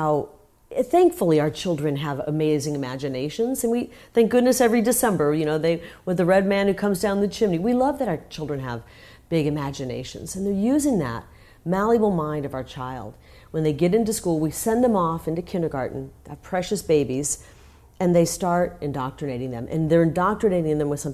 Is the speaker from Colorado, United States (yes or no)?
no; Iowa, United States; now in Arizona, United States; I'm from Iowa, and during the campaign, I wanted to go home and visit